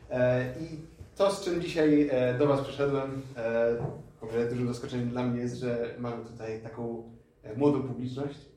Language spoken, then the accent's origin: Polish; Lublin, Lublin Voivodeship, Poland; moved away as an adult; also born or lived in Poznań; now in Wrocław, Poland; jestem w połowie Palestyńczykiem, w połowie Polakiem. Urodziłem się w Polsce, w Lublinie konkretnie, więc w sumie tak jestem z dość daleka. I tak jak już zostało powiedziane, jestem tutaj imamem we wrocławskim meczecie